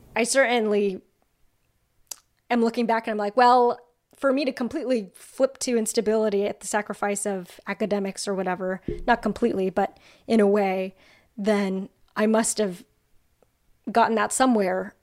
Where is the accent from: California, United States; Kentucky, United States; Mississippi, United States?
California, United States; outside of Los Angeles; I'm from outside of Los Angeles